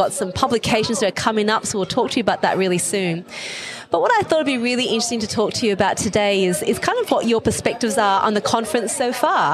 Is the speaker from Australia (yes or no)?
yes; Australia; I'm from Australia